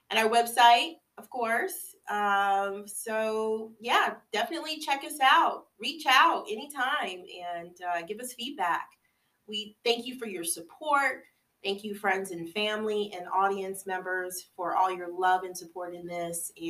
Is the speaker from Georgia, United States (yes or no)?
no; New York, United States; now in Orlando, United States; Okay, so I come from New York originally, moved down here um, to Orlando, Florida.